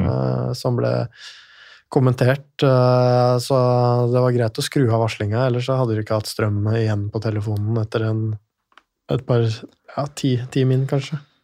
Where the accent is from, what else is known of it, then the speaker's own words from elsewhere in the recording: Lillehammer, Innlandet, Norway; moved away; jeg kommer fra Lillehammer.